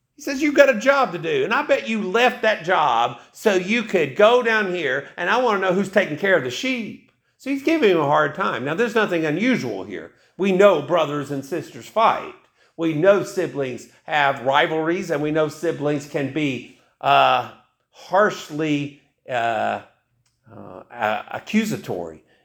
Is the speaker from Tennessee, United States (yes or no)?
yes; East Tennessee, United States; I grew up in East Tennessee